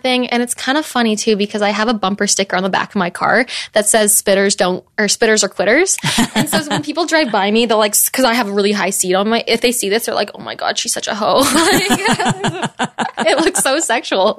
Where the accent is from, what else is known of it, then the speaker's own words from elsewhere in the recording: Canada; I'm Canadian